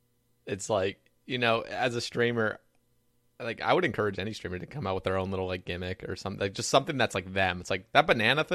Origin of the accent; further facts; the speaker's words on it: Oregon, United States; So I'm from Oregon and we had family.